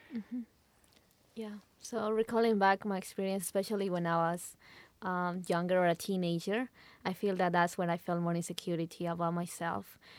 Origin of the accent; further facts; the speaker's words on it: Lima, Peru; moved away as an adult; now in Utah, United States; I'm from Lima, Peru. I was born there. I was raised there.